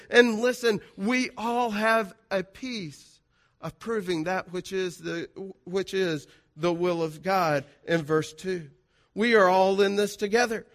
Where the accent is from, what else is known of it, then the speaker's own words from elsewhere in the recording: South Georgia, United States; I'm from South Georgia. You can, uh, forgive me for the diction, uh, or the grammar